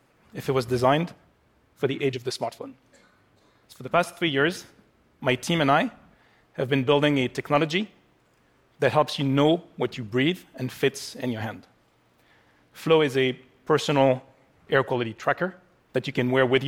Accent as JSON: {"language": "English", "town": "Paris", "region": "Île-de-France", "country": "France", "tie": "born or raised there", "said": "my hometown of Paris"}